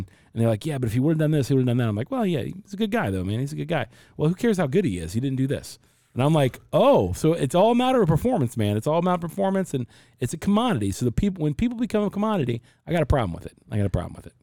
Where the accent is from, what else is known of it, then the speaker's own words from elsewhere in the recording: Cincinnati, Ohio, United States; now in Arizona, United States; I'm from Cincinnati and I live in Arizona